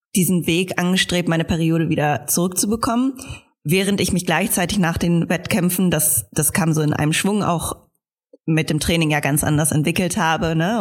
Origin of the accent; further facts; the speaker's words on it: Germany; als Deutsche